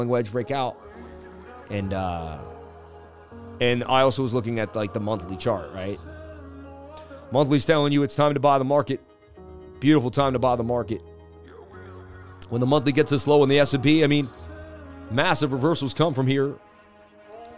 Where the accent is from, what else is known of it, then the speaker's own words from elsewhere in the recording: Boston, Massachusetts, United States; moved away; also born or lived in New York City; I'm from Boston, Mass. I spent 20 years in New York City.